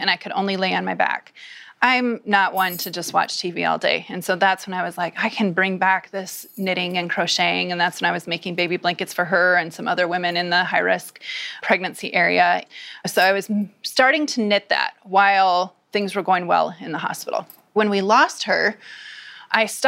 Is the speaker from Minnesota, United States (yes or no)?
yes; Minnesota, United States; I come from Minnesota where you wear boots all year round